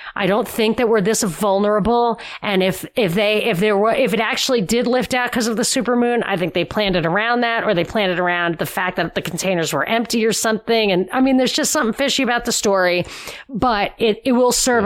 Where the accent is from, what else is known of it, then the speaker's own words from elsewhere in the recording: New York, United States; I am from New York